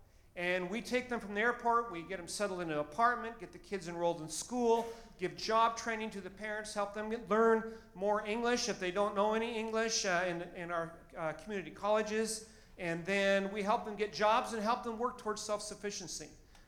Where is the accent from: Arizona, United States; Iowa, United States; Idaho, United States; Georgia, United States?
Idaho, United States; Boise; moved away as an adult; also born or lived in Albania; I grew up in Boise, Idaho